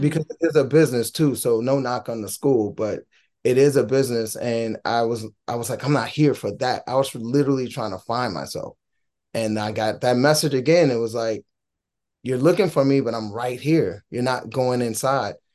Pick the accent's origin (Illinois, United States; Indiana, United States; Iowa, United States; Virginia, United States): Indiana, United States; Gary; moved away; also born or lived in Minnesota / Fullerton, California; We're from Gary, Indiana. T-Lo and myself originally, the group was formed in Minnesota, but T-Lo and I are born from Gary, Indiana